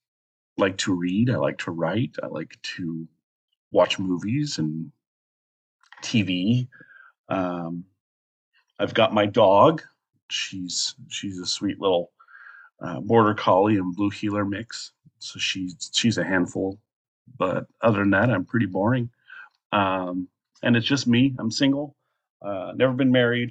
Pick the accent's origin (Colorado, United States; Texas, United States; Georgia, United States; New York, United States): Colorado, United States; moved away as an adult; now in Alaska, United States; I'm originally from Colorado, a little tiny town in Colorado. I've been living in Alaska for almost a year.